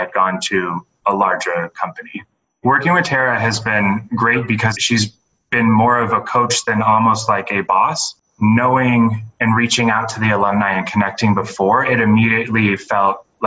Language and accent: English; San Diego, California, United States; moved away as an adult; I'm originally from San Diego